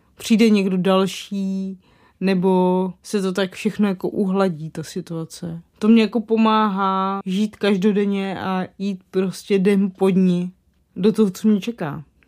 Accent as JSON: {"language": "Czech", "town": "Moravany", "region": "South Moravian Region", "country": "Czechia", "said": "já pocházím z Moravan u Kijova, což je na Slovácku"}